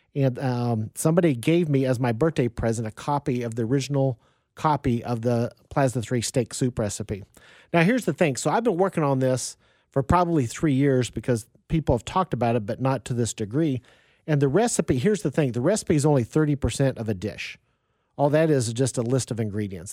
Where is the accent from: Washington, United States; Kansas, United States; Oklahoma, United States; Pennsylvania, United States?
Kansas, United States; Wichita; moved away; I grew up in Wichita, Kansas